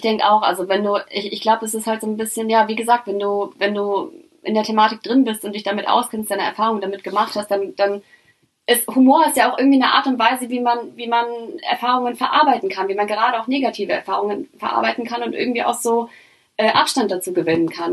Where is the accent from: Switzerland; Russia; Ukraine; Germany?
Germany; ich bin in Deutschland aufgewachsen